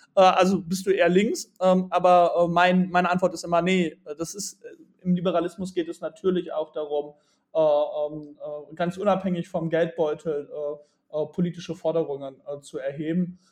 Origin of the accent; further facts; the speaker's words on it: Bielefeld, North Rhine-Westphalia, Germany; ich komme aus der wunderschönen Stadt Bielefeld